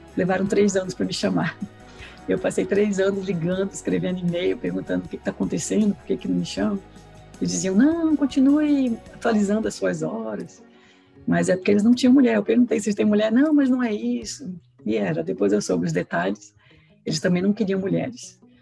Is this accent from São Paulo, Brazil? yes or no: no; Recife, Pernambuco, Brazil; moved away as an adult; now in United States; eu sou de Recife, sou pernambucana